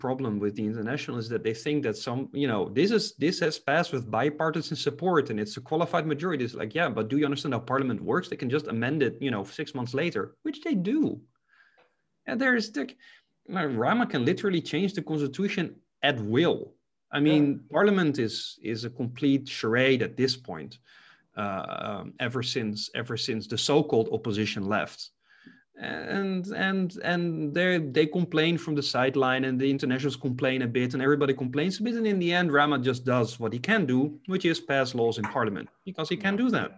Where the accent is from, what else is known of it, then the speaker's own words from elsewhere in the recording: Netherlands; also born or lived in Albania; when I came back from Albania to the Netherlands in 2017, I really looked at my own country